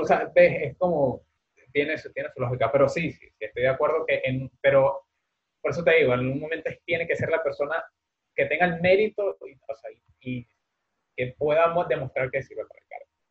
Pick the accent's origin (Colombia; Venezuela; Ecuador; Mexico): Venezuela; now in Spain; somos de ahí